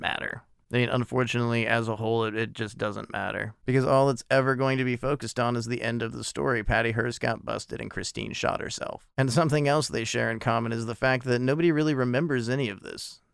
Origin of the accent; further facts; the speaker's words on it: United States; I am an American